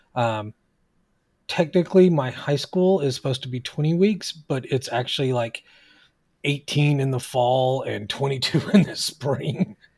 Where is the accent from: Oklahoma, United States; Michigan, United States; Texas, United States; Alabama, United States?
Oklahoma, United States; now in California, United States; even though I live here in California, I'm originally from Oklahoma, and so is my wife.